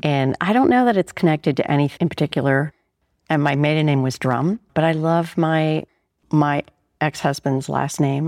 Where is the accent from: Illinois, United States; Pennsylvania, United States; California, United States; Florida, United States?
Pennsylvania, United States; Pittsburgh; moved away; I was born in Pittsburgh, Pennsylvania